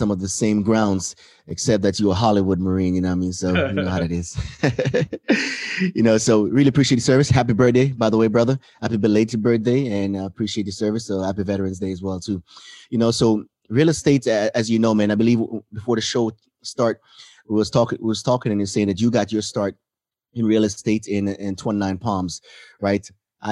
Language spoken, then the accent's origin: English; Jamaica; also born or lived in Hawaii; now in United States; I come from Jamaica